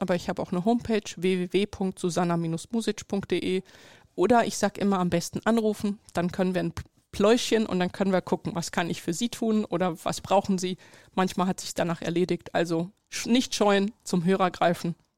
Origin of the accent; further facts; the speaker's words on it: Germany; ich bin in Deutschland geboren, hier aufgewachsen, sozialisiert